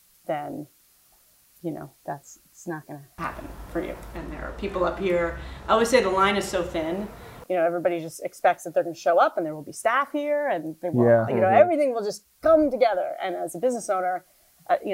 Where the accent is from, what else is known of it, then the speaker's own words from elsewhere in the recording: New Jersey, United States; moved away as an adult; now in Annapolis, United States; I'm from New Jersey